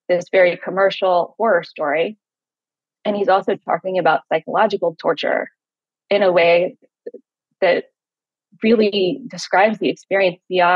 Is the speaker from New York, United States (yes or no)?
no; Richmond, Virginia, United States; I grew up in Richmond, Virginia